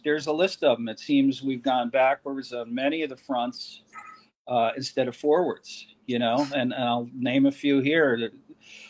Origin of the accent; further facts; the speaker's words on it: New Jersey, United States; moved away; I'm from New Jersey and everything's a big show